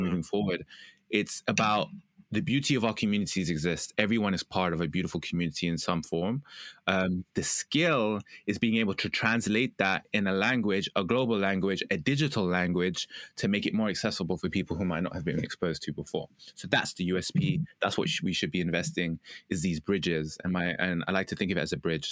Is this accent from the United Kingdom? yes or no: yes; United Kingdom; I'm British